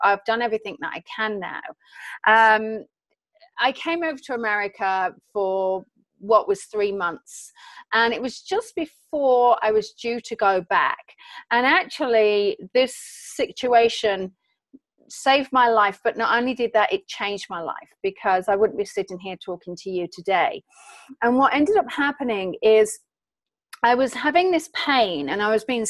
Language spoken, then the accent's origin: English; England, United Kingdom; I'm an English citizen over here on vacation